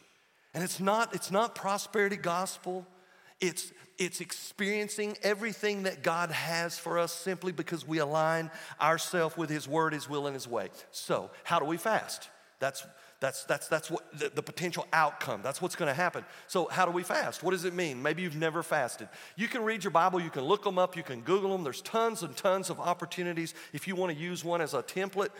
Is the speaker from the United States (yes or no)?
yes; Tennessee, United States; I'm a hick from Tennessee.